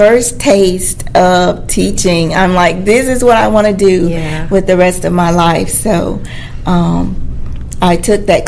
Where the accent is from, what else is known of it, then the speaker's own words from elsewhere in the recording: Dothan, Alabama, United States; I'm from Dothan, Alabama